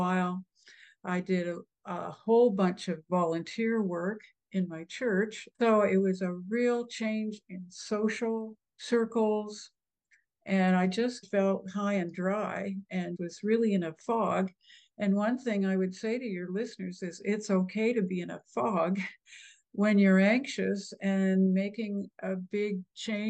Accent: the prairies in Canada, Canada; also born or lived in Ohio; now in Texas, United States; the Midwest or the prairies in Canada where I grew up

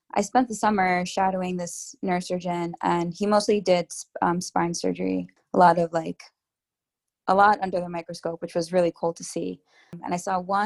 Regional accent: New York, United States; I'm a New Yorker through and through. And part of the reason I've stayed in New York my whole life

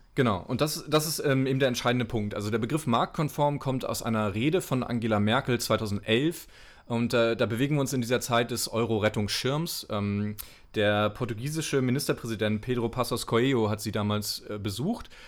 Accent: Mecklenburg-Vorpommern, Germany; also born or lived in Rostock; bin ich in Rostock geboren, bin dann äh, so 100 Kilometer weiter weg aufgewachsen in Mecklenburg

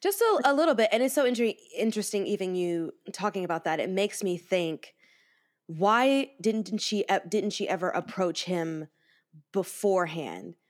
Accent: the South, United States; I'm from the South

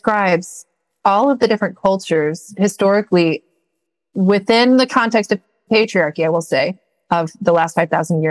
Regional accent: Missouri, United States; moved away as an adult; also born or lived in New Mexico; I was moving from New Mexico back to my native Missouri

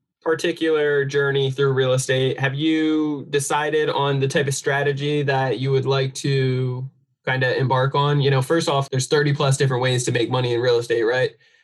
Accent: New Jersey, United States; moved away; I'm from New Jersey originally

